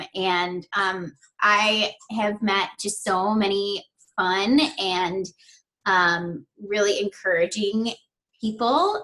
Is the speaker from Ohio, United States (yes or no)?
no; Chicago, Illinois, United States; I grew up in Chicago, in the city, and then about 10 years ago, my husband and I moved just a couple hours south of the city